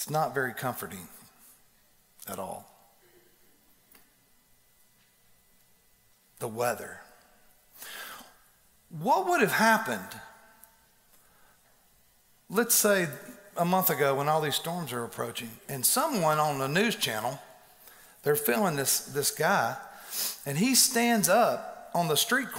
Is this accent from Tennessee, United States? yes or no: yes; Donelson, Tennessee, United States; also born or lived in Texas; I was born in Texas, raised in Donelson